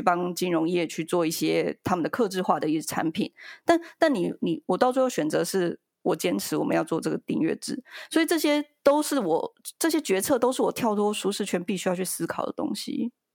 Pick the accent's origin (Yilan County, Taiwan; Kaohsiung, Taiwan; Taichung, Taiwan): Yilan County, Taiwan; Yilan; 我们是，我们是宜兰人